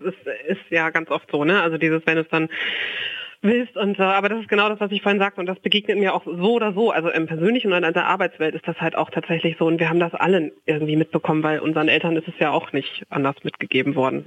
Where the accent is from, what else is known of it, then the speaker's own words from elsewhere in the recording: Lünen, North Rhine-Westphalia, Germany; moved away as an adult; now in Frankfurt, Germany; in Lünen in meiner Heimat